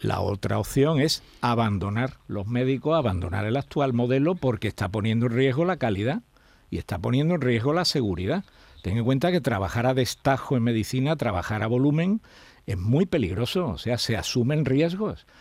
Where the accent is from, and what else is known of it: Spain